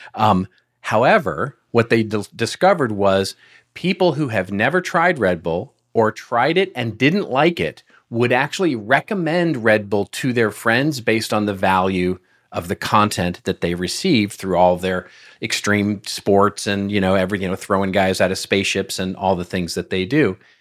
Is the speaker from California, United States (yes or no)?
no; Texas, United States; moved away; I'm originally from Texas